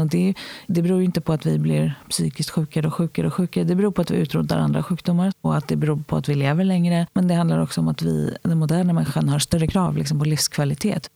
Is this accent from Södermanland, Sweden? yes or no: no; Stockholm, Stockholm County, Sweden; Jag är född i Hjorthagen som ligger vid Ropsens tunnelbanestation här i Stockholm